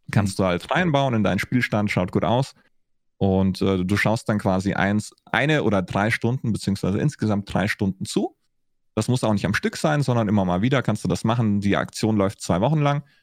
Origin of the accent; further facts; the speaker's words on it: Augsburg, Bavaria, Germany; ich war in Berlin unterwegs, ich war in Franken unterwegs ich bin in, äh, in Augsburg beziehungsweise in Schwaben mehr oder weniger groß geworden.